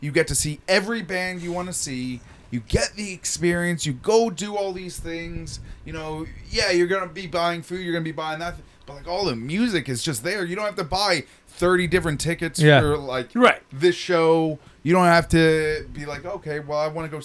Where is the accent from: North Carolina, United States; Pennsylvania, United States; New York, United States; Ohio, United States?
Pennsylvania, United States; Allentown; I was born and raised around Allentown, lived in Allentown.